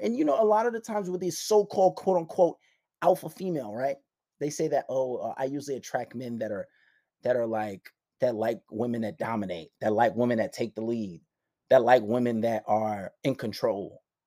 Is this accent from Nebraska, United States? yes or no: no; New York City, New York, United States; I grew up in Far Rockaway